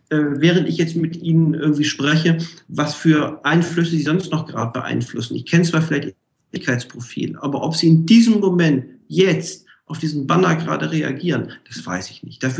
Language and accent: German; Hamburg, Germany; ich komme ja aus Hamburg, hanseatischer Kaufmann.